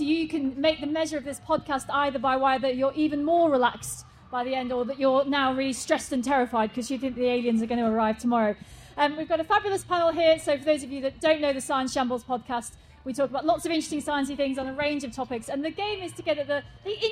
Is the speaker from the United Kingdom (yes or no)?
yes; Altrincham, North West England, United Kingdom; moved away; I was local. I grew up in Altrincham, but I'm not local anymore.